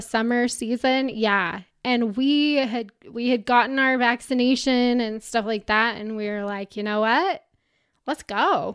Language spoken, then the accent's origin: English; Utah, United States; I'm from Utah, so Bryce Canyon's not that far from where I grew up